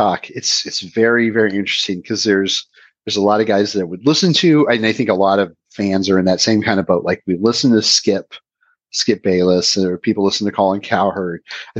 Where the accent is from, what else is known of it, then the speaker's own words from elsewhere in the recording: Oregon, United States; especially as someone growing up in Oregon